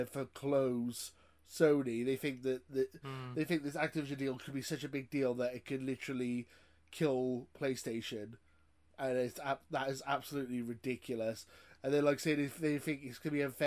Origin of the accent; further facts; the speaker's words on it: Wales, United Kingdom; I'm Welsh, so, you know, working class Welshman.